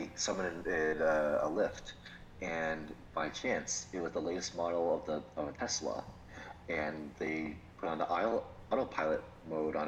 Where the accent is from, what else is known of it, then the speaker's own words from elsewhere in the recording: Florida, United States; we're from Florida